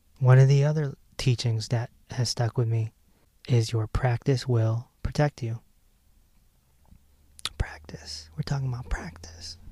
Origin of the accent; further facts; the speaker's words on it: Hartford, Connecticut, United States; I'm from Hartford